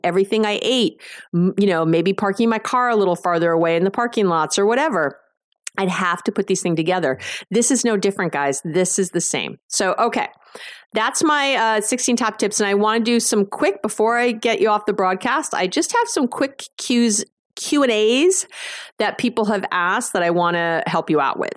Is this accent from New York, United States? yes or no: yes; New York, United States; I'm a Jew from New York.